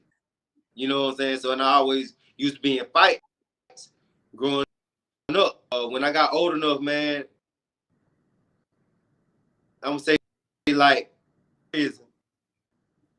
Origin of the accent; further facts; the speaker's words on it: Perry, Georgia, United States; I was born and raised up I was raised up in Perry, Georgia